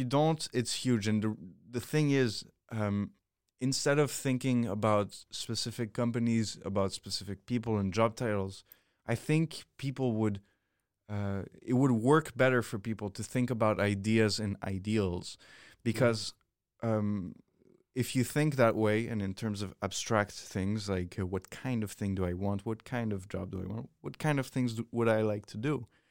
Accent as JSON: {"language": "English", "country": "Switzerland", "moved": "yes", "said": "I come from Switzerland"}